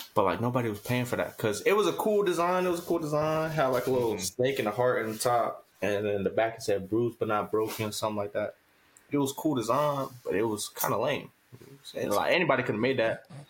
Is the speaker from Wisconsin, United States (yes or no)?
no; Tampa, Florida, United States; also born or lived in Miami, Florida / Riverview, Florida; I was born there. I was raised in like Tampa area, and then we moved down to Riverview when I was twelve